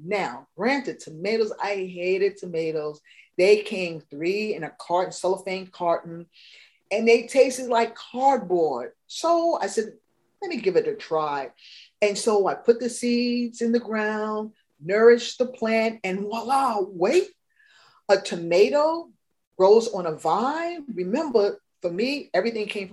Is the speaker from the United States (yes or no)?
yes; New York City, New York, United States; I grew up in New York City, concrete jungle